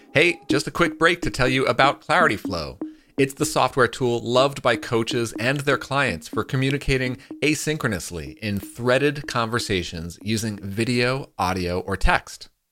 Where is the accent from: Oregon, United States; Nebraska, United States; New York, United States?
New York, United States; moved away; I'm from New York